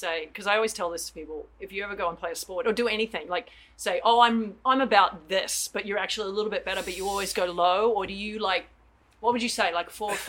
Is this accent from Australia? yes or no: yes; Australia; as an Australian